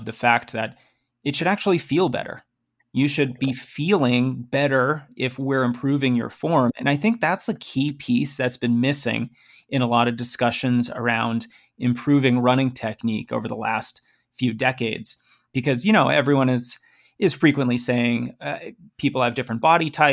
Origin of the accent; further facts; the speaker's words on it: Boston, Massachusetts, United States; I'm from Boston